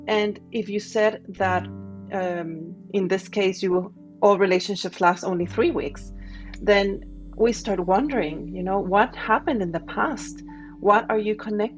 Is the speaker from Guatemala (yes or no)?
yes; Guatemala; moved away; also born or lived in Spain / United States / France / Singapore; I'm originally from Guatemala, and at some point I was living in Spain